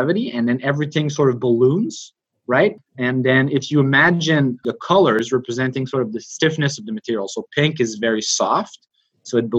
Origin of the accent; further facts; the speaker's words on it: Montreal, Quebec, Canada; moved away; I'm from Montreal, Canada.